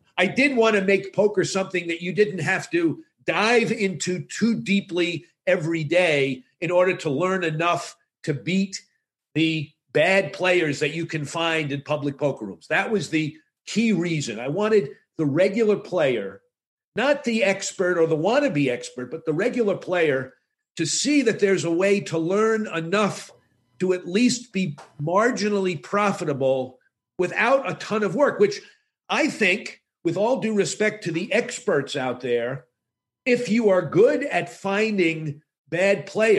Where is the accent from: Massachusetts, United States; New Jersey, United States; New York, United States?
Massachusetts, United States; Boston; I'm from Boston